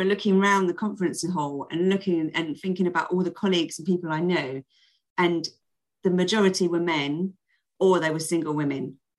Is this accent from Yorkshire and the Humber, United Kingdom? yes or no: no; London, United Kingdom; accent: South London; I tried to get rid of my South London accent and improve the way I spoke.